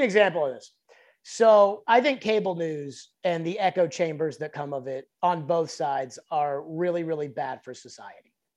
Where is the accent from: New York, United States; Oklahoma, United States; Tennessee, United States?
Tennessee, United States; Nashville; I grew up in West Mead. Like, that's close to where I'm, like, from